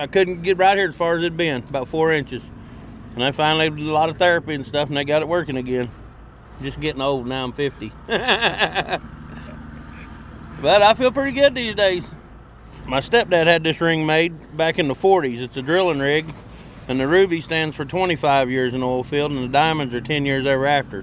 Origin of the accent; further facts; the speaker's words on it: Woodward, Oklahoma, United States; moved away as an adult; now in Watford City, United States; I'm from Woodward, Oklahoma.